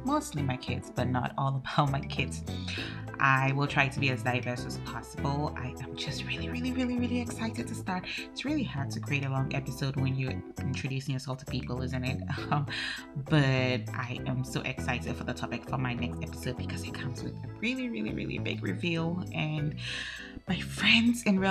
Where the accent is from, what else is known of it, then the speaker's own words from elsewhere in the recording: Ghana; moved away as an adult; now in Denmark; I am Ghanaian and I live in Denmark by virtue of the fact that I married a Dane and had to move here